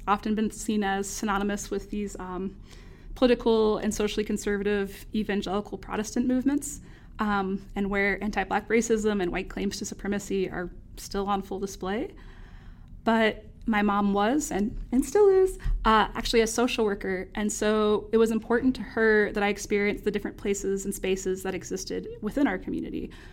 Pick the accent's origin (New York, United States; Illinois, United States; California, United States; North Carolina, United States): North Carolina, United States; accent: Southern; also born or lived in Winston-Salem, North Carolina; growing up in the Southern U S